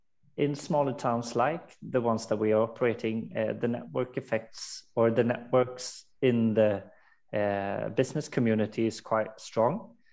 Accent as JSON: {"language": "English", "country": "Sweden", "tie": "born or raised there", "said": "Born and raised in Sweden."}